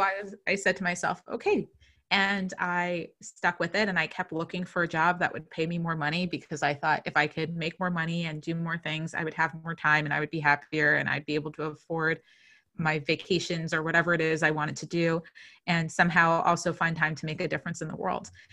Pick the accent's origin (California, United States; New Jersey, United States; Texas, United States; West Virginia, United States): New Jersey, United States; I'm from New Jersey